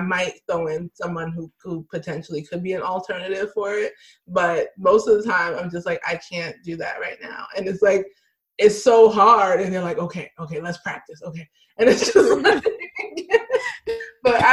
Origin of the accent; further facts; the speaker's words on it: United States; I'm Nigerian American. I grew up here in America, but my family was born in Nigeria.